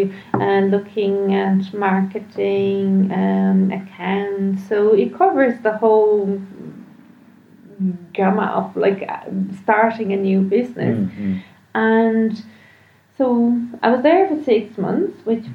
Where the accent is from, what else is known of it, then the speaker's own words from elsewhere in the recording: Brazil; now in Ireland; I'm not Irish, I'm Brazilian